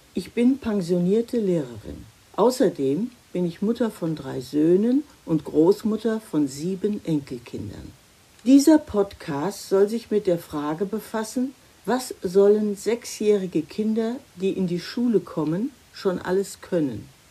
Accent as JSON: {"language": "German", "country": "Germany", "said": "bei uns in Deutschland"}